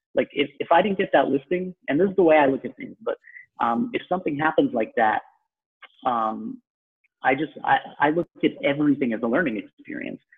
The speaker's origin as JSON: {"language": "English", "area": "Long Island", "region": "New York", "country": "United States", "tie": "born or raised there", "accent": "New York", "said": "I'm a native New Yorker. Well, I'm from Long Island, so people from the city will maybe dispute that sometimes, which is kind of ridiculous because I have the accent"}